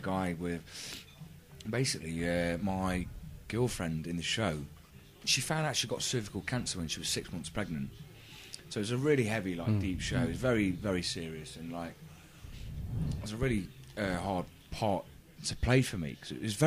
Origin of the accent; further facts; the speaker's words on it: Derby, East Midlands, United Kingdom; I'm from Alverston and, you know, from a very working-class background